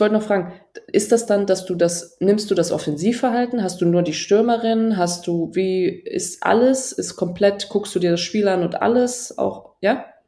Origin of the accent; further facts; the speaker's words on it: Trier, Rhineland-Palatinate, Germany; in Trier, wo ich aufgewachsen bin